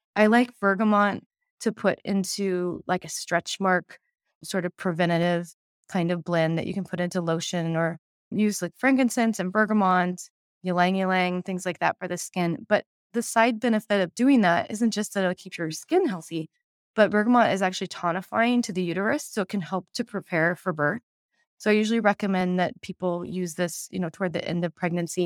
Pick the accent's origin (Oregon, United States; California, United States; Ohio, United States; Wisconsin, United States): Oregon, United States; Portland; I'm from Portland, Oregon